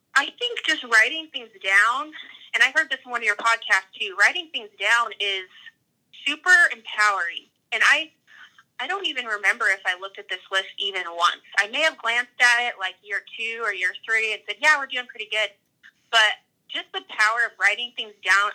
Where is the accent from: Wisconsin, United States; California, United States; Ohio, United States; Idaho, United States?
Idaho, United States; Bonners Ferry; moved away as an adult; now in King Salmon, United States; I grew up in a little town called Bonners Ferry